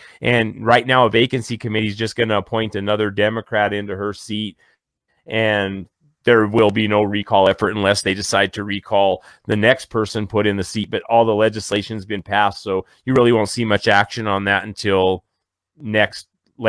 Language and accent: English; Colorado, United States; He actually hunts in my hometown all the time on guided hunts.